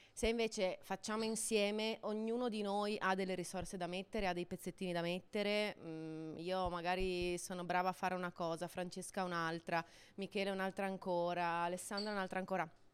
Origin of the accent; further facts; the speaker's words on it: Friuli-Venezia Giulia, Italy; sono friulano